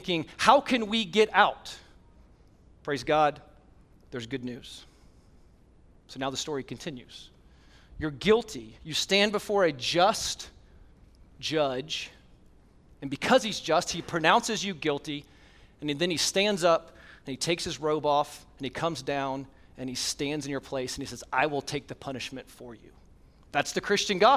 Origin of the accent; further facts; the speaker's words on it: Blacksburg, Virginia, United States; moved away; I grew up in Blacksburg, Virginia